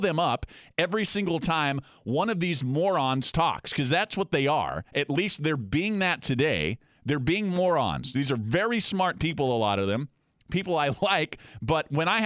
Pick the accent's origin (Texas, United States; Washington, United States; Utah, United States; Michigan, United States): Washington, United States; Seattle; moved away; I'm from Seattle, and I love it up there.